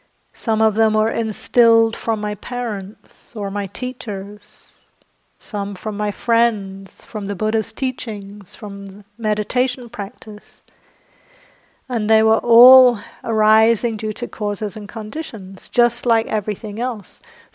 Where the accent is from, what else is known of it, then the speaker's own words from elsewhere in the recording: England, United Kingdom; also born or lived in New Zealand; So I grew up in England and New Zealand, and in both those countries there's a lot of social pressure to not blow your own trumpet.